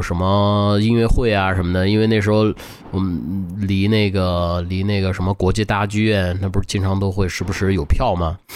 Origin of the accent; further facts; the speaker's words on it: Beijing, China; 我小时候在他家长大嘛，在北京